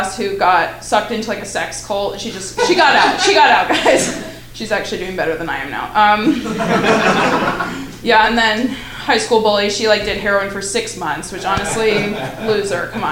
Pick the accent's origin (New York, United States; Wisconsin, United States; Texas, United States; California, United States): California, United States; moved away; I'm from California, so, and then I left there to come here.